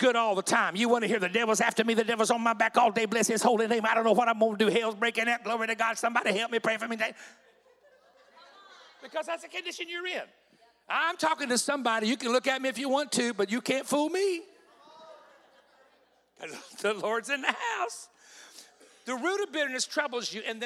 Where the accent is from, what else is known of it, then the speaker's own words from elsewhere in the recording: Southeast, United States; now I'm from the Southeast, of course.